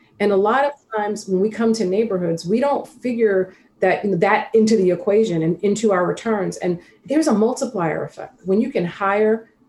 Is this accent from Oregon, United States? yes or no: no; New York City, New York, United States; I grew up in South Jamaica, Queens, and I'm from a family of eight